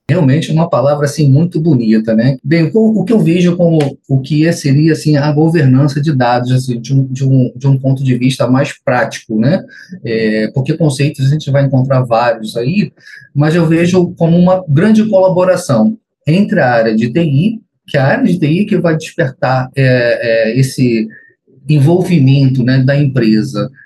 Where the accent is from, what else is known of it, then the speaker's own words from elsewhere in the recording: Niterói, Rio de Janeiro, Brazil; sou aqui de Niterói, Rio de Janeiro